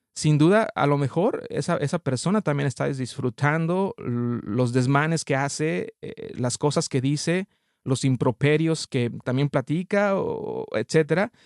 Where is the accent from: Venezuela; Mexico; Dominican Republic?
Mexico; now in Canada; soy mexicano, radico actualmente en, en Canadá